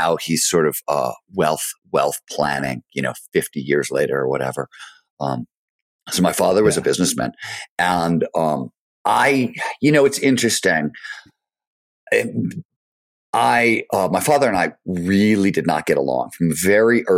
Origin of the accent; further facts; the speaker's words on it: Cleveland, Ohio, United States; also born or lived in Chicago; the year we moved from Chicago to Cleveland, which was I was 2 or 3